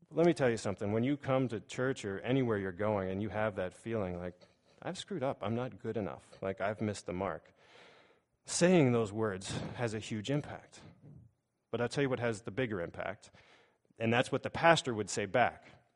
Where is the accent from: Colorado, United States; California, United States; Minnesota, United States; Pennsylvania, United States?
Pennsylvania, United States; Pittsburgh; I grew up in Pittsburgh